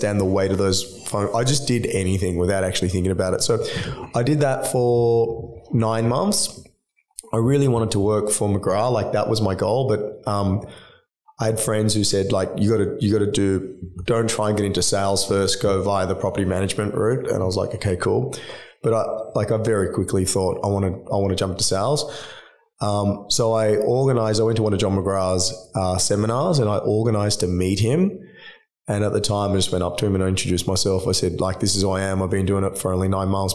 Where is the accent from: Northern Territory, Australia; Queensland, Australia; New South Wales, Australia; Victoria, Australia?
New South Wales, Australia; Sydney; I grew up in Drummoyne